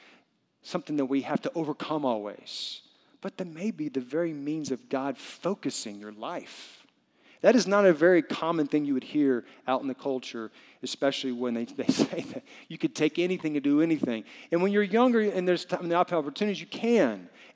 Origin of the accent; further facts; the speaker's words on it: the South, United States; I'm from the South. I speak English. I'm very white in a very brown culture.